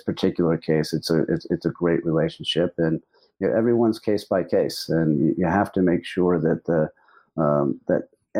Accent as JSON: {"language": "English", "country": "United States"}